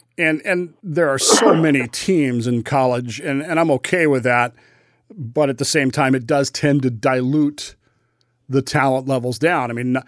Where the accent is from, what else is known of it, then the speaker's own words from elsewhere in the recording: Utah, United States; You know, I enjoy watching my hometown Weber State play in that.